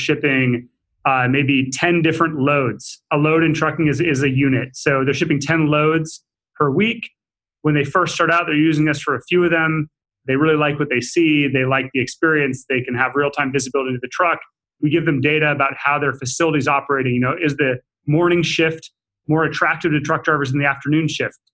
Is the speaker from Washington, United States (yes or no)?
yes; Seattle, Washington, United States; I was born and raised in Seattle.